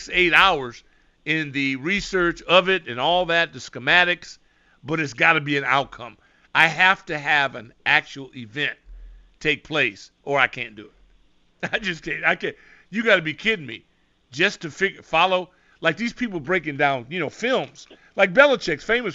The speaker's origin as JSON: {"language": "English", "region": "West Coast", "country": "United States", "said": "I'm from the West Coast"}